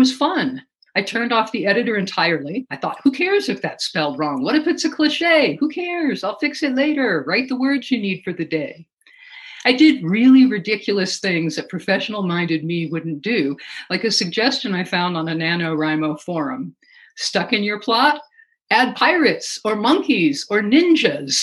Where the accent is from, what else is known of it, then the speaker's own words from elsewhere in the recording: Alaska, United States; growing up in Alaska